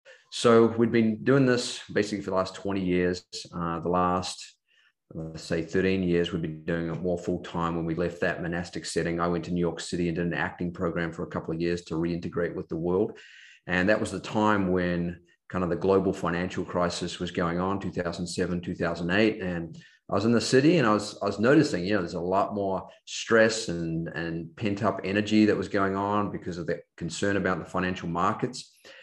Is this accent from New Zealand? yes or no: yes; Auckland, New Zealand; Growing up in New Zealand, Auckland, New Zealand, I had a typical New Zealand upbringing, playing a lot of sport, especially rugby and cross country and track.